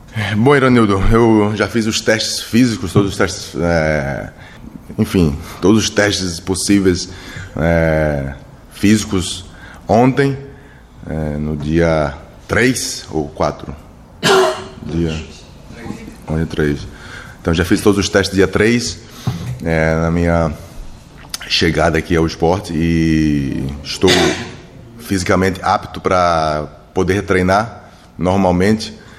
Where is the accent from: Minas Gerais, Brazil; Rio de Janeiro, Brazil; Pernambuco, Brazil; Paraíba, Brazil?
Pernambuco, Brazil; Recife; moved away; also born or lived in São Paulo; eu saí de Recife